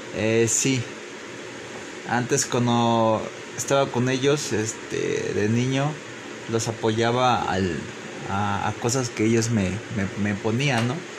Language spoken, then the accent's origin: Spanish; Papantla, Veracruz, Mexico; Crecí en la localidad de Guadalupe Victoria, en Papantla, Veracruz